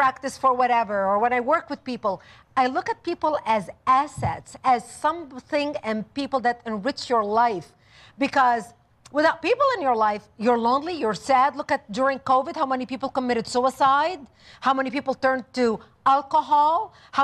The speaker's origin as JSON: {"language": "English", "country": "Lebanon", "tie": "born or raised there", "also_born_or_lived": "Israel", "moved": "yes", "said": "I was born and raised in Lebanon"}